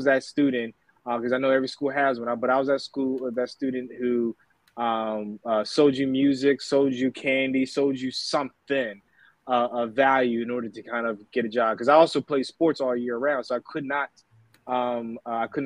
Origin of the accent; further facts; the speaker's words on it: Delaware, United States; So Delaware, born and raised in Delaware.